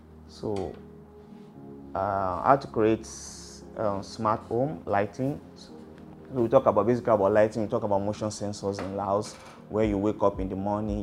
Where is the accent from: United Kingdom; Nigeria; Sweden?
Nigeria; Edo; I'm from Edo.